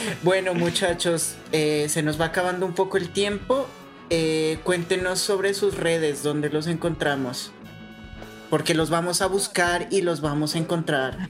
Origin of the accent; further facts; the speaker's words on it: Ipiales, Nariño, Colombia; yo soy de Ipiales